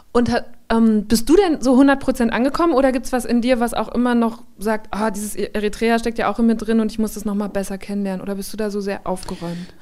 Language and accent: German; Borken, Germany; Borken, wo ich herkomme